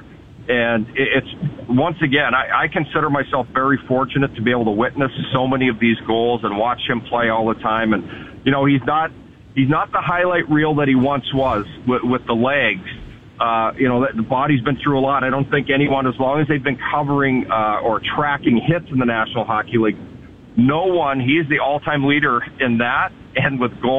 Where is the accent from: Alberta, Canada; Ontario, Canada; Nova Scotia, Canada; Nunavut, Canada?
Alberta, Canada; Edmonton; I grew up in Edmonton